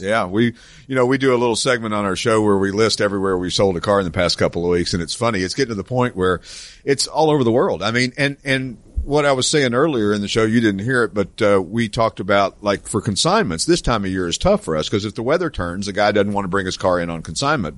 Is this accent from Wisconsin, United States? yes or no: no; East Tennessee, United States; also born or lived in Branson, Missouri; now in Morgantown, Pennsylvania, United States; I grew up in East Tennessee